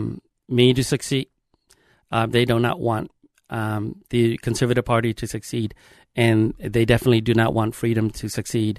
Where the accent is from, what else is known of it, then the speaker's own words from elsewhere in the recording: Laos; now in Minnesota, United States; I am originally from Laos, Southeast Asia